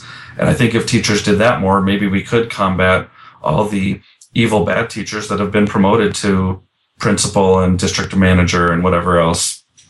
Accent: Chicago, Illinois, United States; also born or lived in Alaska / Las Vegas; now in Texas, United States; I'm from Chicago.

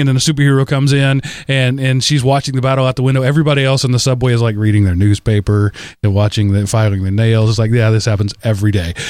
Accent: Texas, United States; moved away; I was from Texas in that time

